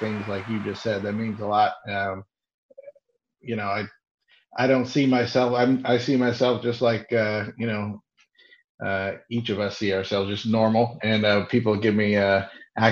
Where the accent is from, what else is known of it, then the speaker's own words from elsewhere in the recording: Indiana, United States; moved away as an adult; now in Los Angeles, United States; I'm from Indiana originally